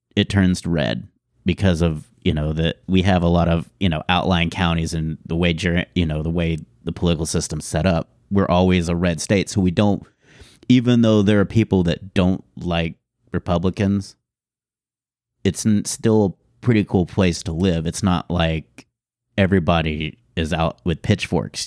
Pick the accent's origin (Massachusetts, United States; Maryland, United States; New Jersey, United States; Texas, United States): Texas, United States; Houston; I grew up in Houston